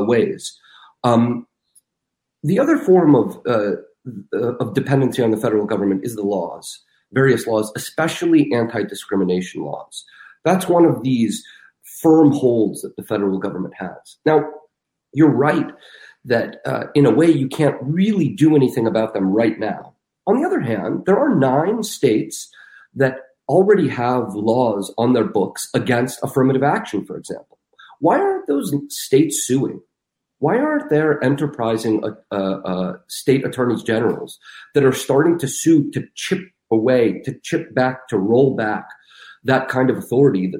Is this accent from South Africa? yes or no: no; Russia; moved away; I'm from Russia. I was born in Russia.